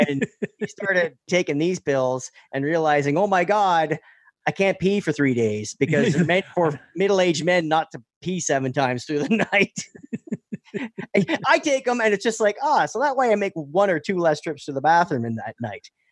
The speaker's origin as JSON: {"language": "English", "country": "Canada", "said": "We are Canadian"}